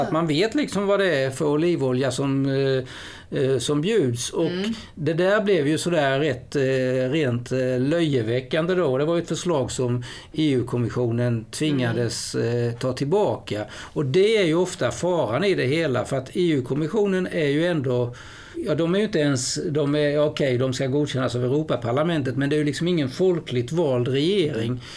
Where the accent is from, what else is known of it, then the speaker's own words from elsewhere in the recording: Sweden; som svensk journalist